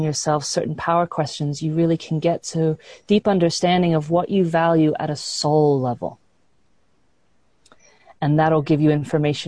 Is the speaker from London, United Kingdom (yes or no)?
yes; London, United Kingdom; I grew up in London, England